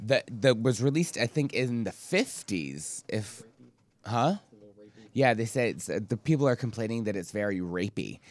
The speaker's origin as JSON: {"language": "English", "region": "Scotland", "country": "United Kingdom", "tie": "born or raised there", "moved": "yes", "said": "since I grew up in the U K, I grew up in Scotland"}